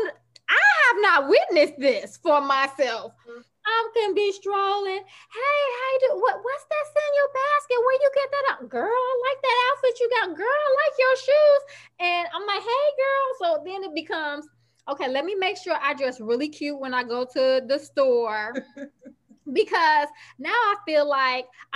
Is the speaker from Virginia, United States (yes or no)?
no; Chicago, Illinois, United States; we're from Chicago